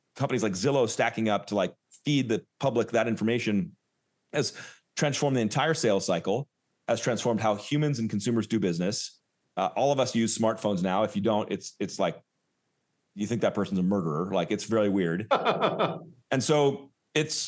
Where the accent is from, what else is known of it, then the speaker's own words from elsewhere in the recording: Southern California, United States; also born or lived in Oakland, California; I'm from SoCal.